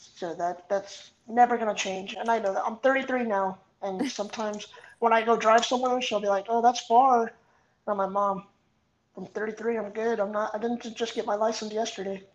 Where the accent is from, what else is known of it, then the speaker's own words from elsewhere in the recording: Artesia, California, United States; I grew up in a small town called Artesia. Um, born and raised, still here